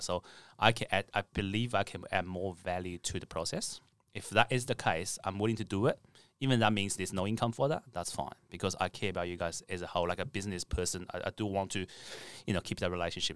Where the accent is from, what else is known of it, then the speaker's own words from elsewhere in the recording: China; now in Australia; I'm from China originally